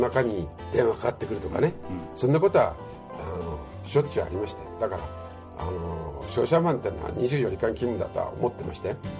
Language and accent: Japanese; Tokyo, Japan; moved away as an adult; also born or lived in New York / Los Angeles / South Korea / Chiba; now in Okinawa, Japan; 僕は東京生まれの東京育ち